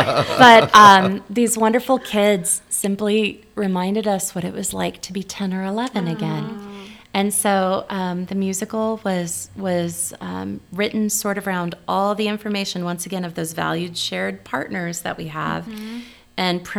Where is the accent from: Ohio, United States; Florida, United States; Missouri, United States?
Missouri, United States; Rolla; also born or lived in Ozarks; now in Nebraska, United States; we have a stop in my hometown, but I haven't lived there for 40 years